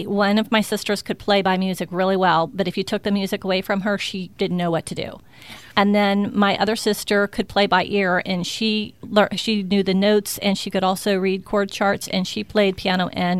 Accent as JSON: {"language": "English", "town": "Tampa", "region": "Florida", "country": "United States", "tie": "born or raised there", "said": "I'm from Tampa. You are? Born and raised."}